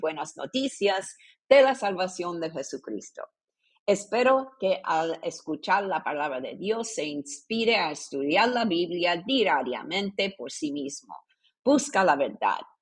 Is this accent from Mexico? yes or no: no; Puerto Rico; yo nací en Puerto Rico en una familia católica